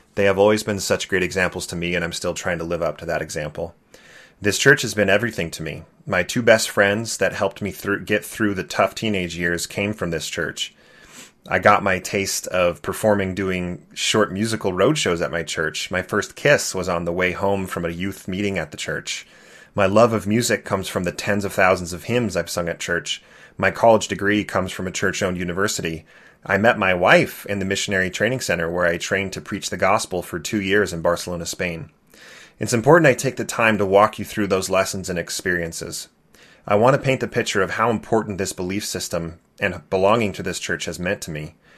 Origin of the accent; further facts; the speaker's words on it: California, United States; Growing up in California, I loved being the Mormon kid.